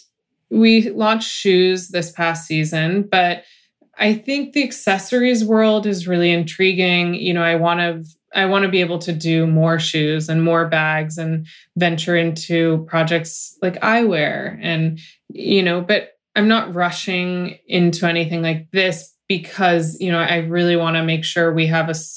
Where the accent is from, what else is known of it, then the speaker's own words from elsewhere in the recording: United States; I'm American